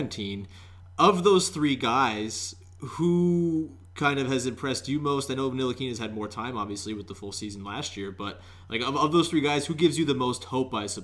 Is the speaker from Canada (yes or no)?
yes; Canada; As a Canadian